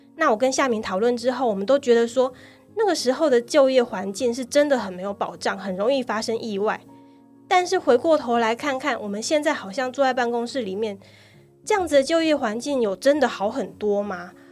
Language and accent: Chinese; Kaohsiung, Taiwan; 我自己是在高雄长大的